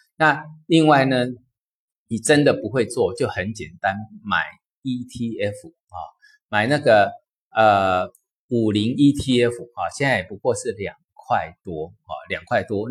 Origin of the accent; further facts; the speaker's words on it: China; 我们中国